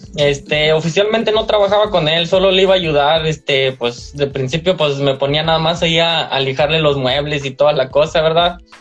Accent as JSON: {"language": "Spanish", "region": "San Luis Potosí", "country": "Mexico", "tie": "born or raised there", "moved": "yes", "lives_now": "Monterrey, Mexico", "said": "En San Luis Potosí, soy originario de San Luis Potosí"}